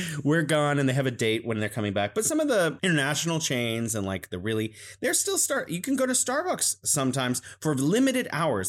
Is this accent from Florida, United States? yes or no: no; California, United States; now in Wuhan, China; I'm originally from California, but I'm living in beautiful Wuhan, China.